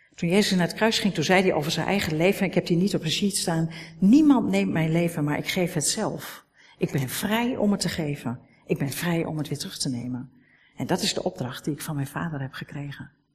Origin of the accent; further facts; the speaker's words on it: Netherlands; We zijn Nederlanders.